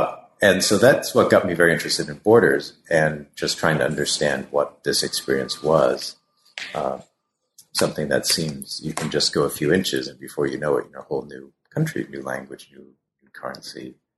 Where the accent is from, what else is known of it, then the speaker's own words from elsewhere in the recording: Massachusetts, United States; now in New York, United States; I grew up mainly in Massachusetts